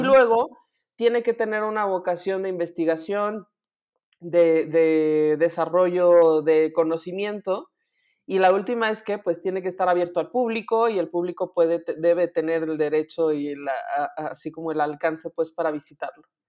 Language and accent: Spanish; Guanajuato, Mexico; noticias de mi tierra